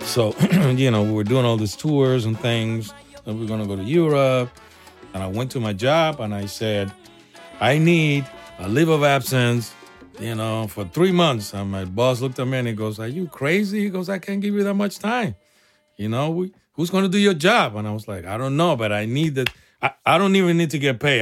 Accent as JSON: {"language": "English", "region": "Havana", "country": "Cuba", "tie": "born or raised there", "also_born_or_lived": "San Francisco, United States", "moved": "yes", "lives_now": "United States", "said": "I'm a small little kid from a small town in Cuba, Repato Bue, Arroyo Naranjo"}